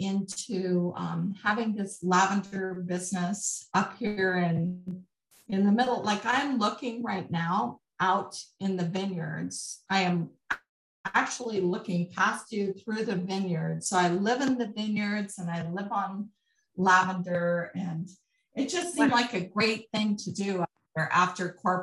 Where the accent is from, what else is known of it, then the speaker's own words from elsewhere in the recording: Colorado, United States; I'm from Colorado